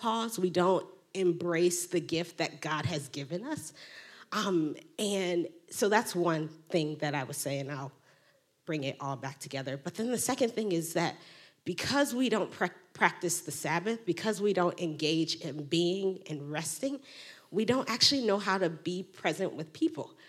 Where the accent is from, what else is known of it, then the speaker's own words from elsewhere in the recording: Chicago, Illinois, United States; I grew up in the Black Pentecostal Church on the South Side of Chicago